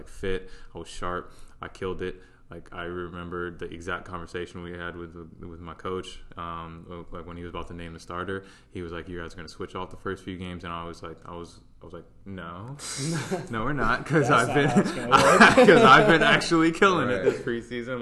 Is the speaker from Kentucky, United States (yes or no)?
no; Charlotte, North Carolina, United States; also born or lived in Ohio; I grew up in Charlotte, played youth soccer here